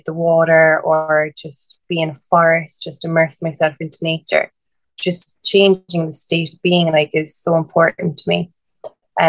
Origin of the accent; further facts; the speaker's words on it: Blarney, Munster, Ireland; also born or lived in Sherkin Island; I come from Blarney, a little village in Cork